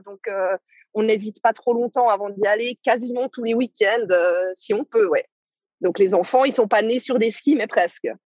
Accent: Switzerland; en tant que Suissesse

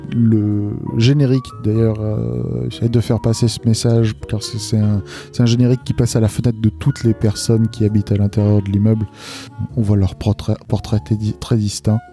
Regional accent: Lille, Hauts-de-France, France; Je suis de Lille

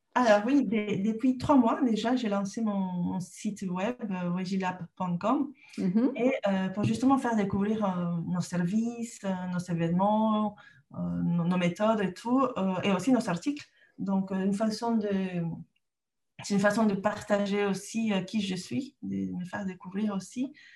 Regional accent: Lima, Peru; French is a second language; moved away as an adult; also born or lived in Canada; now in France; je, suis née au Pérou, j'ai grandi là-bas

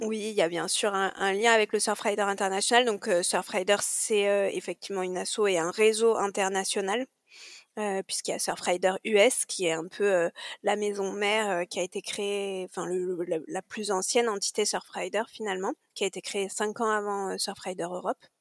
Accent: Corsica, France; moved away; also born or lived in Marseille; j'ai grandi en Corse

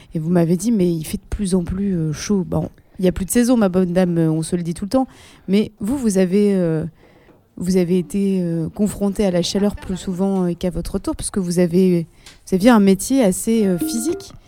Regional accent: Paris, Île-de-France, France; je suis en tant que parisienne

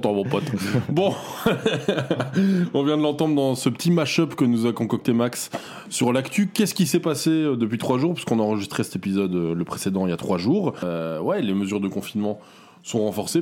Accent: Belgium; chez nous en Belgique

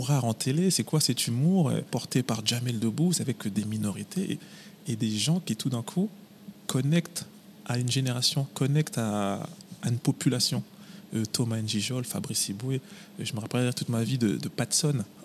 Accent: Villiers-le-Bel, Île-de-France, France; now in Paris, France; Moi, je suis originaire de Villiers-le-Bel, dans le 95. C'est chez moi, Villiers.

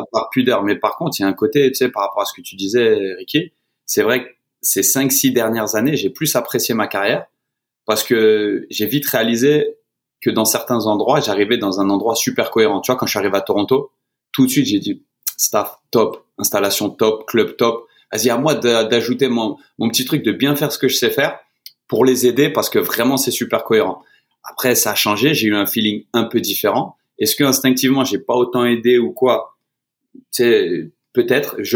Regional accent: France; now in Atlanta, United States; Et encore plus en tant que Français, on se retrouve vraiment

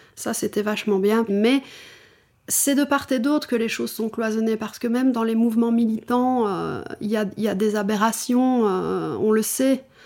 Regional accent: Wallonia, Belgium; now in Brussels, Belgium; maintenant je suis bruxelloise, hein, je ne suis plus wallonne

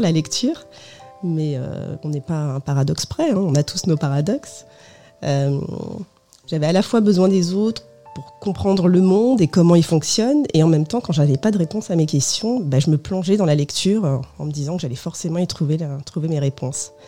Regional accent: France; je suis née en France de, deux parents portugais, venus en France dans les années 70

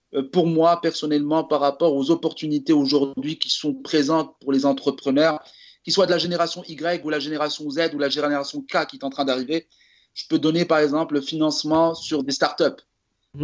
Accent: Morocco; je suis marocain

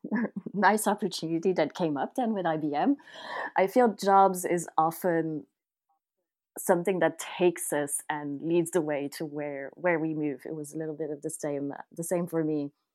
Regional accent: Paris, Île-de-France, France; now in Ireland; I, I came from Paris

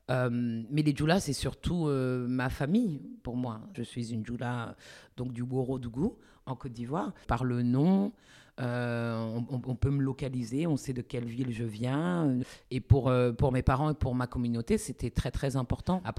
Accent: France; je suis en France et que j'ai grandi en France.

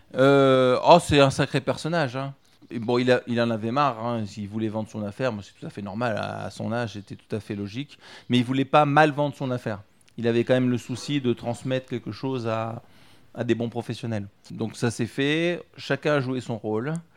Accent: Lyon, Auvergne-Rhône-Alpes, France; moved away as an adult; also born or lived in Berry (Indre) / Épinal; now in Indre, France; Moi, je suis lyonnais à la base. Je suis un vrai gonne de Gerland

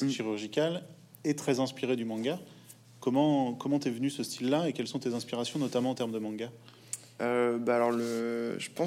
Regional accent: Poitiers, Nouvelle-Aquitaine, France; moi, je suis de Poitiers

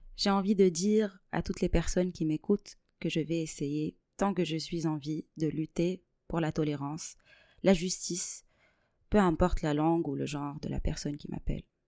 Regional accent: Tunisia; moved away as an adult; now in Toulouse, France; je suis née et j'ai grandi en Tunisie. Aujourd'hui, je suis toulousaine euh, par adoption.

